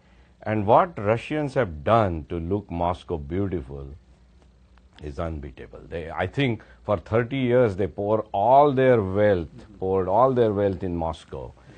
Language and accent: English; Mumbai, Maharashtra, India; I'm a city boy. I was born in Bombay. Raised in Bombay, went to school in Bombay at IIT Bombay.